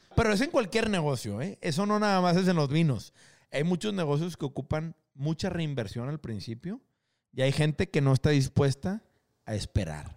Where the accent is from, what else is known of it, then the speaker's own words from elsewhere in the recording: Mexico; now in Monterrey, Mexico; nosotros como mexicanos